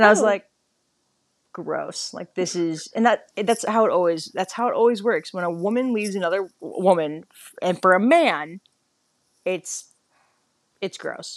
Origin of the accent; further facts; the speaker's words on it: Midwest, United States; I'm from the Midwest